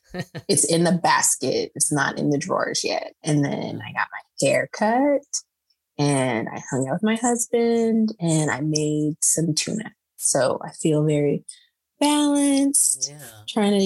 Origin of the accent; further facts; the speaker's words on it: Perris, California, United States; also born or lived in San Diego; I grew up in Paris, which is in Riverside County of California